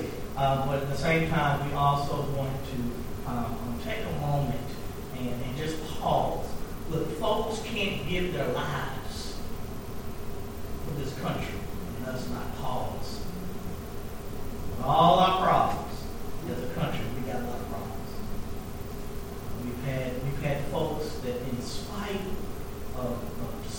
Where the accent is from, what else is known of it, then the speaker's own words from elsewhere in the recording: Lexington, United States; in Lexington, in my hometown